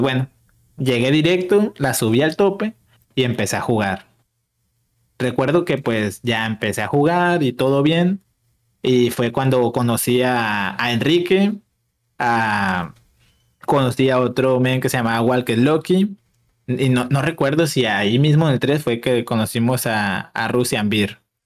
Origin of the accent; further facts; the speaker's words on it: Mazatlán, Sinaloa, Mexico; yo soy de Mazatlán, de Mazatlán, Sinaloa